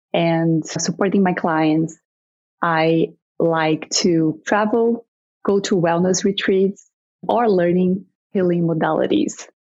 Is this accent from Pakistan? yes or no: no; Brazil; moved away as an adult; also born or lived in Alberta, Canada; now in Canada; I am originally from Brazil. I came to Canada in 2016